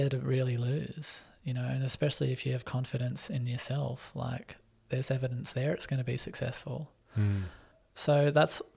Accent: Australia; also born or lived in Sydney; now in Newcastle, Australia; growing up in Australia where opportunities galore

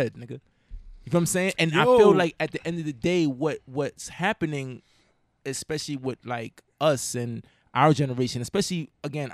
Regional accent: New York City, New York, United States; moved away; I'm from the Bronx.

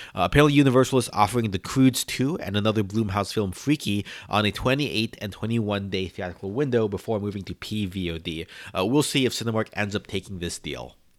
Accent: New York City, New York, United States; as a New Yorker

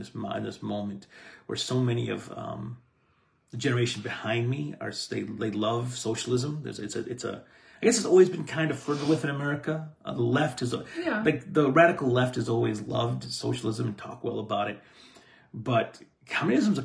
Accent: United States; I'm American

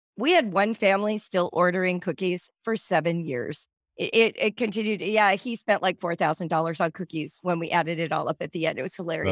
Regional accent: Southern California, United States; also born or lived in Central Africa / North Africa; I grew up in Southern California.

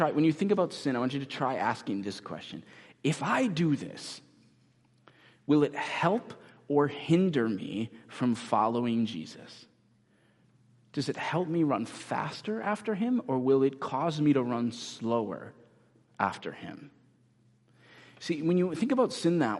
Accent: United States; especially as American Christians

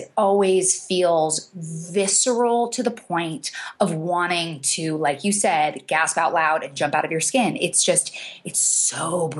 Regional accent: New York, United States; moved away as an adult; I grew up in New York, and for most of my adult life, actually until 2 years ago, I never lived anywhere where somebody didn't even either live above or below me.

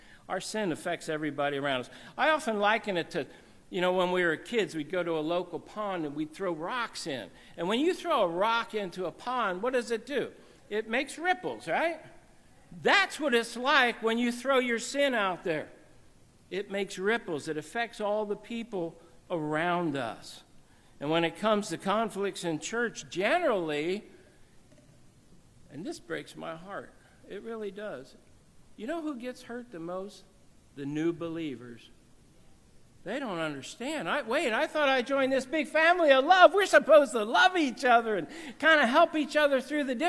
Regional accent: New Jersey, United States; also born or lived in Cairo; I come from New Jersey

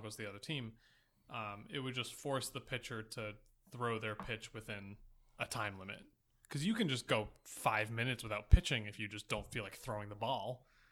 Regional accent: Boston, Massachusetts, United States; I am from Boston

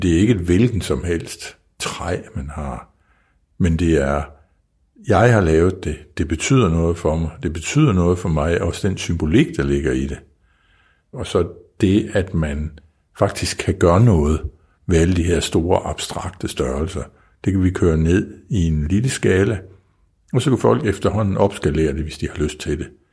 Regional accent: Kvols, Central Denmark Region, Denmark; jeg kommer fra Kvolds, øh, en lille by, der ligger 15, nej, jo, 15 km uden for Viborg

